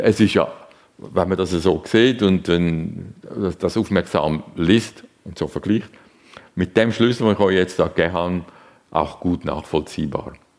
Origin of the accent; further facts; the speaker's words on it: Zurich, Switzerland; ich bin in Zürich aufgewachsen